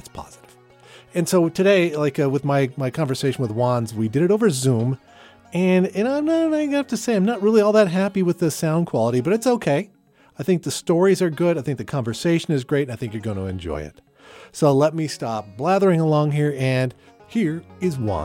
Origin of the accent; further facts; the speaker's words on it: Yakima, Washington, United States; also born or lived in Ellensburg; I grew up in Yakima.